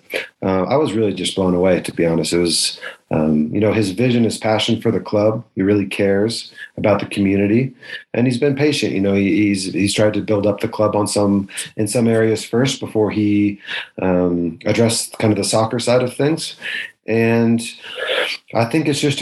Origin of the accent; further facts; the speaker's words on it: Denver, Colorado, United States; I'm from Denver and certainly had a big attachment there.